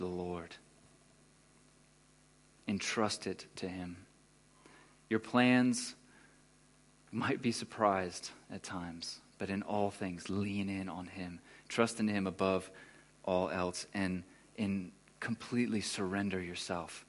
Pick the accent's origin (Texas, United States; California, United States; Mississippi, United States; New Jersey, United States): Texas, United States; moved away as an adult; now in Germany; I'm from Texas, like, you know, bass player dude in Texas